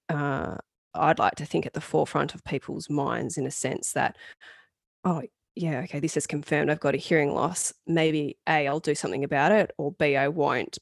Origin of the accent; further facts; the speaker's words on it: Australia; being an Australian gal